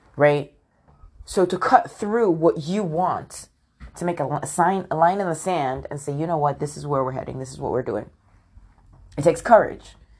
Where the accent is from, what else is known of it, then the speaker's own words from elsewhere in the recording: United Kingdom; also born or lived in London; I'm born in the U K and my dad's Nigerian, but my mom is from Scotland